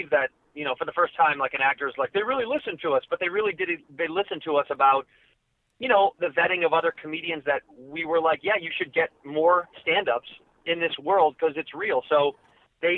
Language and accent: English; Chicago, Illinois, United States; moved away as an adult; now in Los Angeles, United States; I'm born and raised in Chicago, and I left for college